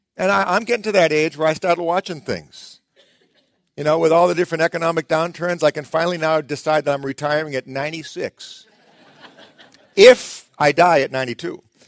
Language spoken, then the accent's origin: English; Boston, Massachusetts, United States; I'm from Boston